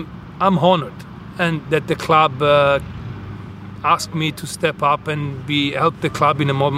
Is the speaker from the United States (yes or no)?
no; Florence, Tuscany, Italy; moved away as an adult; now in Vancouver, Canada; I'm from the most beautiful city in the world, Florence.